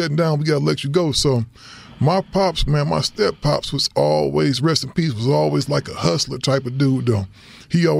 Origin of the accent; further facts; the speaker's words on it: Cleveland, Ohio, United States; also born or lived in Ravenna, Ohio; I'm originally from Cleveland, Ohio, man. 103rd Street in St. Clair.